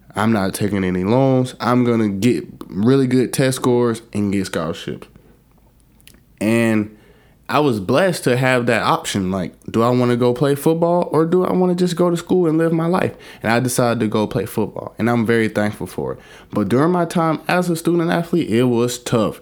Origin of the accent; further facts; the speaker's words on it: Alabama, United States; moved away as an adult; I grew up in Alabama